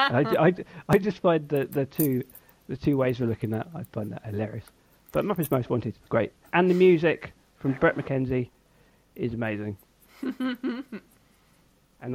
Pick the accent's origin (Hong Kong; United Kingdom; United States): United Kingdom; England; I'm an Englishman